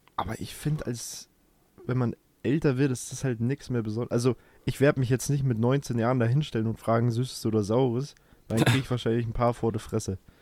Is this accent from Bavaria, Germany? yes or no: yes; Bavaria, Germany; bei uns in Bayern